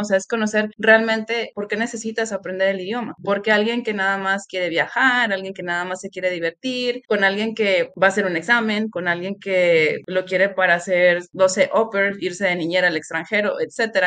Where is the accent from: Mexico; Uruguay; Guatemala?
Mexico; Chiapas; estoy en el sur de México, soy de Chiapas